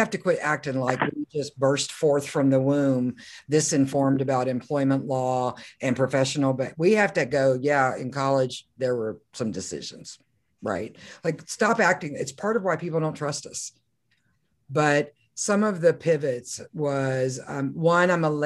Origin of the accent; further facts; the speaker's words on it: Oklahoma, United States; I'm from Oklahoma